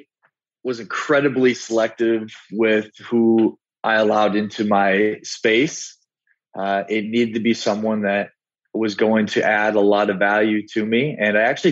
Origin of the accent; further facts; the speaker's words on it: South Dakota, United States; I'm from South Dakota. And if anybody knows anything about South Dakota and the Midwest, is that we're very family oriented